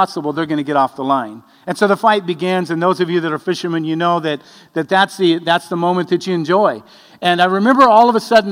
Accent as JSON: {"language": "English", "region": "Arizona", "country": "United States", "tie": "born or raised there", "also_born_or_lived": "Madras, Oregon", "moved": "yes", "said": "I was raised in Arizona"}